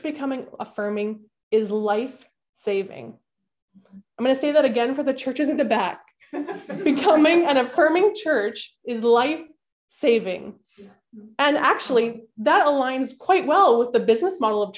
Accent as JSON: {"language": "English", "town": "Winnipeg", "region": "Manitoba", "country": "Canada", "tie": "born or raised there", "said": "Growing up in Winnipeg, my grandparents lived next door to us."}